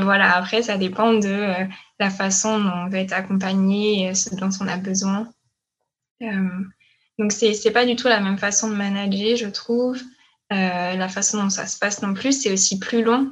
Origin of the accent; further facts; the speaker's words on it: France; moved away as an adult; now in Quebec, Canada; je suis française. Je suis arrivée euh, au Québec il y a trois ans, en janvier 2018